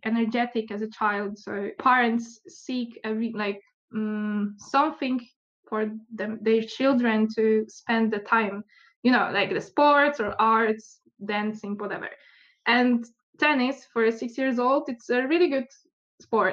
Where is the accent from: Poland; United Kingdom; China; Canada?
Poland; also born or lived in Łódź, Poland / Turku, Finland; I'm from Poland. I live in Łódź